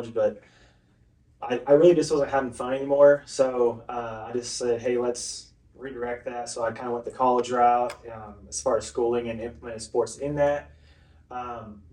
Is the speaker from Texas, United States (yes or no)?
no; Claremore, Oklahoma, United States; moved away as an adult; now in Tahlequah, United States; I was raised in Claremore all my life, got married and moved here. So I've been here for 2 years now